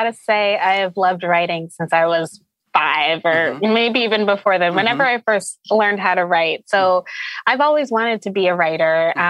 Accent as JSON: {"language": "English", "region": "Connecticut", "country": "United States", "said": "I'm from Connecticut."}